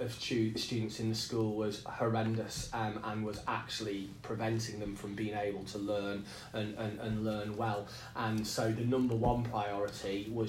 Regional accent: the Northeast, North East England, United Kingdom; now in Nottingham, United Kingdom; a community very, very similar to the community I grew up in the Northeast

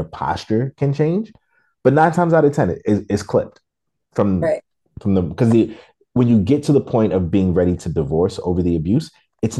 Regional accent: New York City, New York, United States; I'm still from Brooklyn

